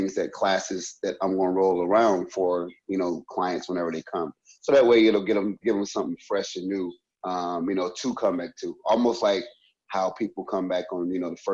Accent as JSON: {"language": "English", "region": "Louisiana", "country": "United States", "tie": "born or raised there", "moved": "as an adult", "lives_now": "Rockford, United States", "said": "I was born and I grew up in Louisiana, small town in Louisiana"}